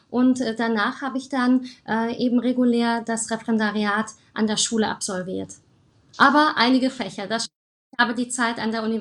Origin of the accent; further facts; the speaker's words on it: Germany; also born or lived in Romania; Ich bin 1988 geboren und dann 1990 nach Deutschland mit dem deutschen Teil meiner Familie gekommen.